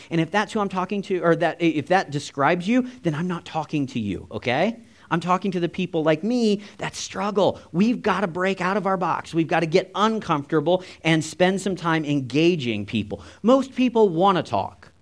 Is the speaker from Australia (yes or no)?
no; Canada; We're Canadian